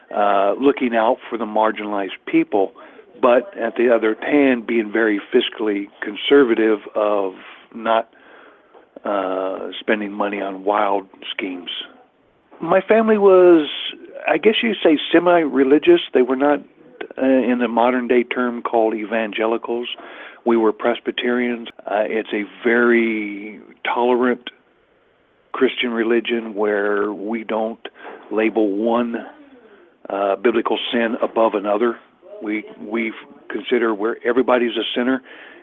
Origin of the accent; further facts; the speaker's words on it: Middle America, Midwest, United States; I'm from Middle America.